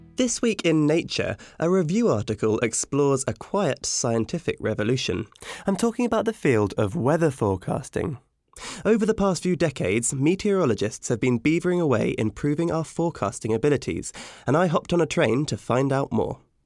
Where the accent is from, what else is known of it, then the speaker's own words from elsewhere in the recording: United Kingdom; as a Brit